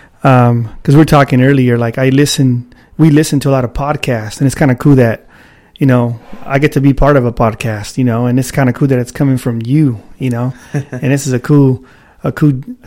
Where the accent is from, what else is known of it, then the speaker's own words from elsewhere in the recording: Sacramento, California, United States; Born and raised in South Sacramento